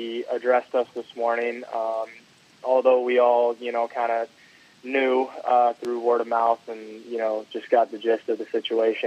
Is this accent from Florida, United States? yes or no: yes; Longwood, Florida, United States; I was born in Longwood, Florida.